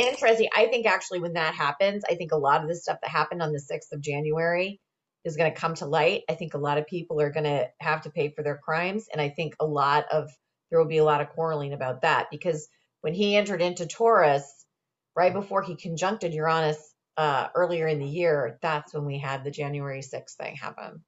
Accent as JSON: {"language": "English", "region": "Indiana", "country": "United States", "moved": "yes", "said": "I was originally from Indiana."}